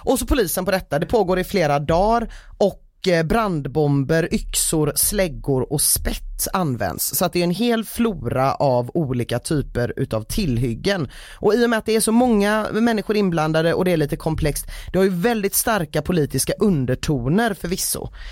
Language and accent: Swedish; Gothenburg, Västra Götaland, Sweden; mitt göteborgska hjärta